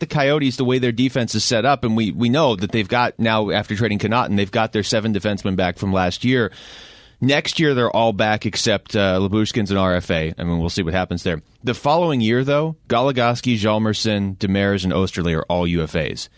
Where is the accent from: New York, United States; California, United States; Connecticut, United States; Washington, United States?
Washington, United States; Seattle; growing up in Seattle